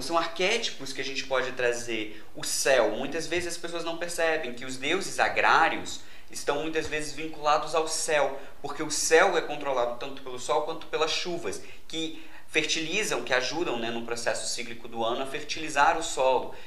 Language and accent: Portuguese; Juiz de Fora, Minas Gerais, Brazil; eu sou de Juiz de Fora, Minas Gerais